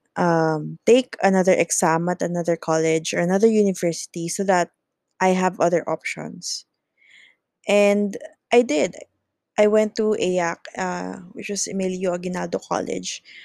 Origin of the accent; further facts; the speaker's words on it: Laguna, Calabarzon, Philippines; I am from the province, so I came from Laguna